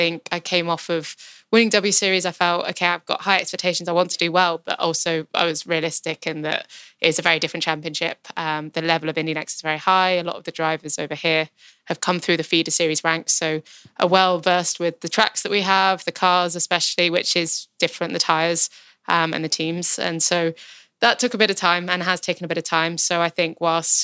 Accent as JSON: {"language": "English", "country": "United Kingdom", "tie": "born or raised there", "said": "I grew up, obviously, in the UK. I'm British"}